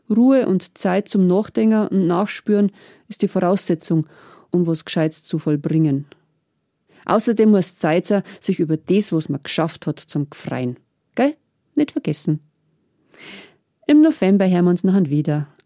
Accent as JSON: {"language": "German", "area": "Hurb", "region": "Bavaria", "country": "Germany", "tie": "born or raised there", "said": "In Hurb, in meinem Heimatdorf"}